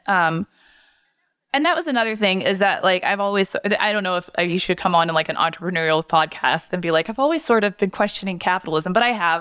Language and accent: English; Portland, Maine, United States; moved away as an adult; also born or lived in Massachusetts; I'm from Portland